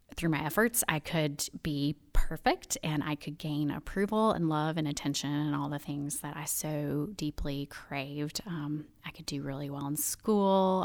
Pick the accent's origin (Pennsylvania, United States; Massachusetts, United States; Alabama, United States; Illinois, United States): Alabama, United States; Birmingham; moved away as an adult; also born or lived in Chicago / New York Metro; I am from Birmingham, from Mountain Brook. Graduated from Mountain Brook High School in two thousand. And, um, so just grew up in this wonderful community